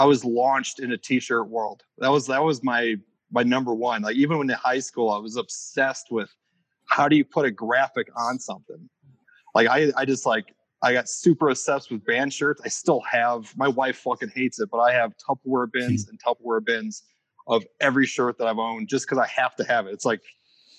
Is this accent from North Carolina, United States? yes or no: no; Northwest Indiana, United States; moved away as an adult; also born or lived in Chicago; I grew up in Northwest Indiana, moved to Chicago.